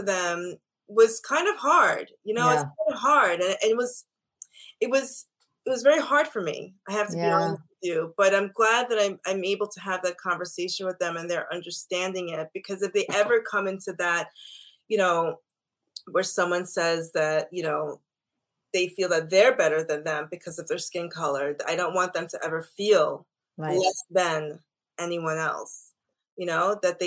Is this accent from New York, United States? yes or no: yes; Long Island, New York, United States; I grew up in Long Island in an all-white Jewish area.